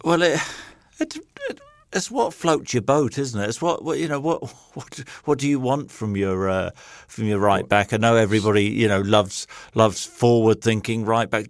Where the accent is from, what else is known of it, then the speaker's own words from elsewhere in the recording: Nottingham, East Midlands, United Kingdom; I was born in Nottingham. uh, used to support Forrest as, as a kid